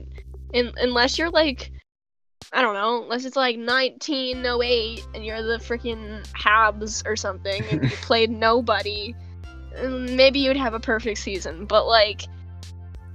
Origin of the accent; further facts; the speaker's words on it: Pittsburgh, Pennsylvania, United States; I'm from Pittsburgh and I claim it